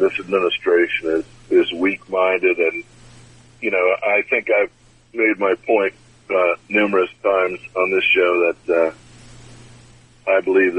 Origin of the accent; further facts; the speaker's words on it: United States; I'm from the United States.